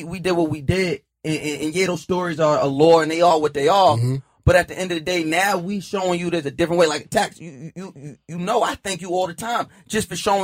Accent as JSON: {"language": "English", "area": "Suffolk County, Long Island", "region": "New York", "country": "United States", "tie": "born or raised there", "also_born_or_lived": "Harlem", "said": "I'm from Suffolk County, Long Island. Mm-hmm. That's where I was born. Yeah, I mean, I spent a little time in Harlem, but for the most part of my life, I was in Suffolk County, Long Island."}